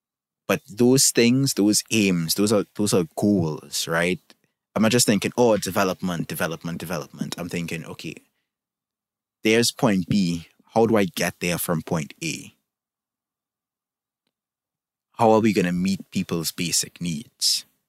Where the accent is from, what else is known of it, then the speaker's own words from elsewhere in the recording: Trinidad & Tobago; I can look at my own country. I'm from Trinidad and Tobago, for those who don't know, and think of things that need to get better, right?